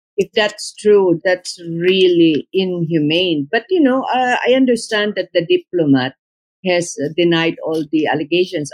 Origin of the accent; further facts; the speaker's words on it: Philippines; as a Filipino